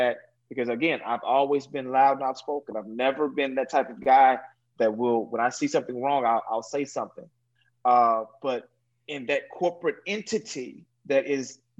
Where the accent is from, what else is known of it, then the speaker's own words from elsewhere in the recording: Dallas, Texas, United States; I was from Dallas, Texas, Oak Cliff, Texas, to be exact, which is the intercity of Dallas. Very, very difficult place to grow up